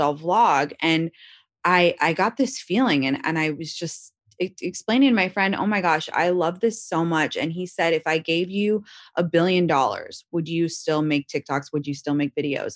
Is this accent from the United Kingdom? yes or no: yes; London, United Kingdom; also born or lived in Washington, D.C.; now in Los Angeles, United States; I consider myself from London, that's m, my whole childhood where I grew up